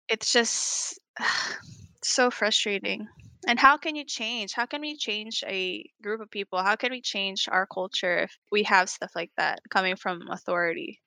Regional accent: Atlanta, Georgia, United States; now in Los Angeles, United States; we grew up in predominantly Caucasian neighborhood in Atlanta

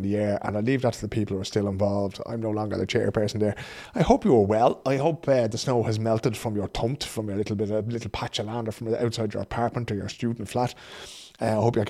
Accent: Dublin, Leinster, Ireland; now in Sweden; I grew up on Belton Park Road there

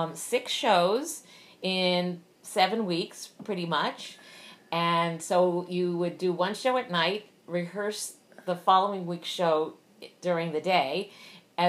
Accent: New York City, New York, United States; moved away as an adult; also born or lived in Los Angeles; I am from Brooklyn, New York

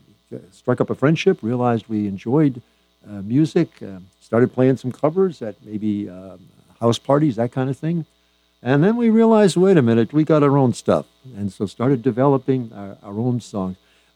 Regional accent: Natick, Massachusetts, United States; Well, I grew up in Massachusetts, Ken, Natick, Mass., the town of champions

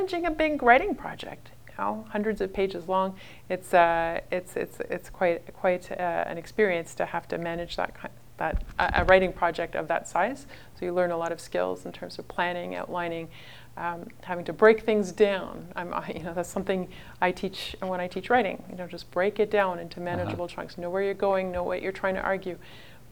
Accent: Ottawa, Ontario, Canada; also born or lived in Oxford, England; now in Barry's Bay, Canada; I grew up in Ottawa, Ontario

